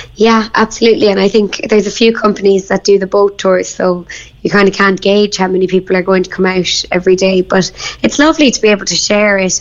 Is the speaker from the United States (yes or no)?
no; Bandon, Munster, Ireland; moved away as an adult; also born or lived in London; I'm from Bandon